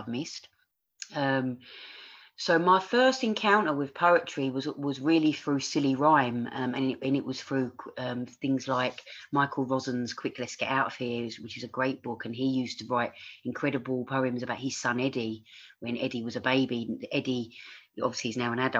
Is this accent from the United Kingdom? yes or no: yes; London, United Kingdom; accent: Cockney; moved away as an adult; also born or lived in Australia; I grew up in East London, you know, I grew up in a single parent family